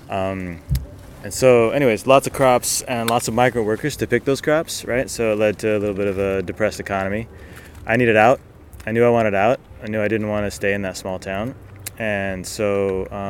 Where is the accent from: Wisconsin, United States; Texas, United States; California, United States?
California, United States; Porterville; born or raised there; moved away as an adult; also born or lived in Seattle